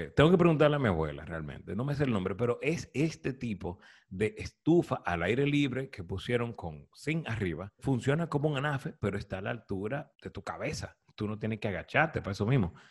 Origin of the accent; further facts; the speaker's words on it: Santiago de los Caballeros, Santiago, Dominican Republic; Yo nací en Santiago, mi papá es de Moca